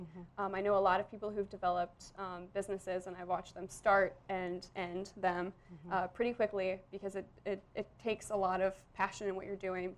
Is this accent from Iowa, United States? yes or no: yes; Ottumwa, Iowa, United States; also born or lived in Mexico; I'm from Ottumwa